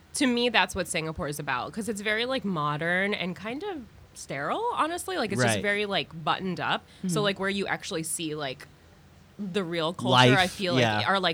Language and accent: English; Alexandria, Virginia, United States; now in New York, United States; No, I'm from Alexandria, Virginia, just outside of DC. Yeah. So still East Coast